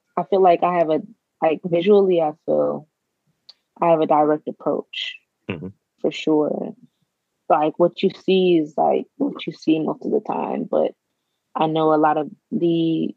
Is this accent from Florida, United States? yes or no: yes; Florida, United States; a woman that's Black growing up in the South, in a small town in Florida